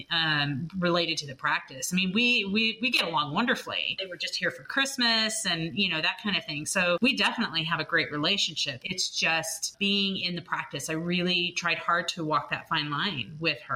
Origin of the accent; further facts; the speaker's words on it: California, United States; I grew up in California, and he had a dental lab out there.